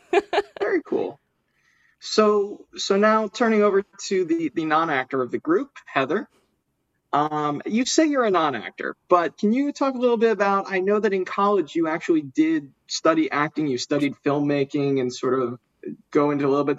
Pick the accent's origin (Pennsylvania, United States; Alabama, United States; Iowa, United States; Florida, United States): Pennsylvania, United States; Philadelphia; if you need some good recommendations in Philly, it is my hometown.